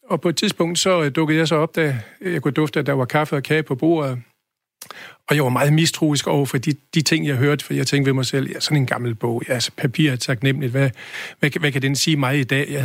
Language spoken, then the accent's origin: Danish; Holstebro, Central Denmark Region, Denmark; moved away as an adult; now in Aarhus, Denmark; Jeg er født i Holstebro, ja.